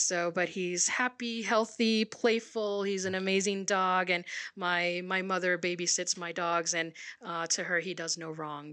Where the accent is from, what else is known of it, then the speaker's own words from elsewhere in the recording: Puerto Rico; now in Sierra Vista, United States; I'm originally from Puerto Rico